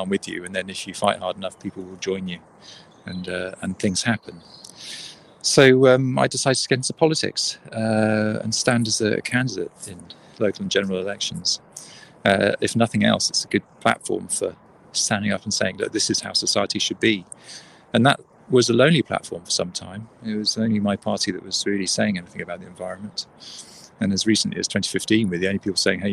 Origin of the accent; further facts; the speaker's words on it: Newbury, South East England, United Kingdom; also born or lived in West Wales; now in Bath, United Kingdom; I grew up in Newbury